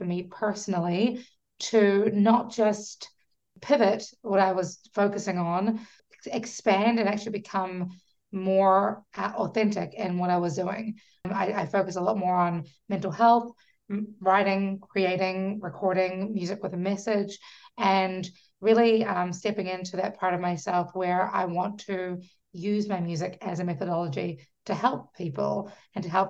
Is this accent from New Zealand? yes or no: yes; New Zealand; moved away as an adult; also born or lived in Fiji / Auckland, New Zealand; now in Washington, D.C., United States; I'm from New Zealand and Fiji.